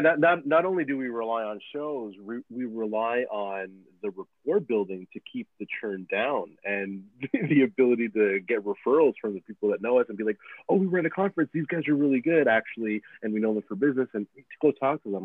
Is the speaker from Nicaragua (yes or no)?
yes; Nicaragua; now in Canada; I, I come from Nicaragua. Like I, I'm I'm an immigrant to this country